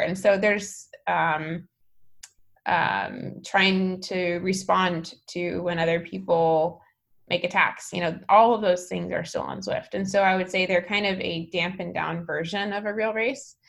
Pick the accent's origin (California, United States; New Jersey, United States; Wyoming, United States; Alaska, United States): Alaska, United States; also born or lived in San Francisco; now in Menlo Park, United States; I'm from Alaska